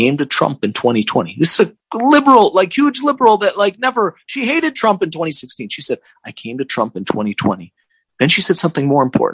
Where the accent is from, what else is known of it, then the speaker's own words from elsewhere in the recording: Chicago, Illinois, United States; I grew up on the South Side of Chicago in Chicago politics